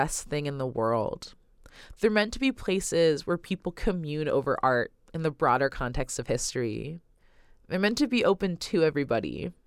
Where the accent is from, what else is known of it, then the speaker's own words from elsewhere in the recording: Oakland, California, United States; researcher, radio producer, and artist born and raised in Oakland, California